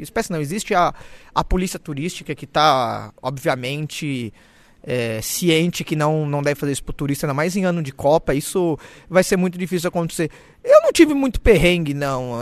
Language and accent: Portuguese; Brazil; moved away; eu sou brasileiro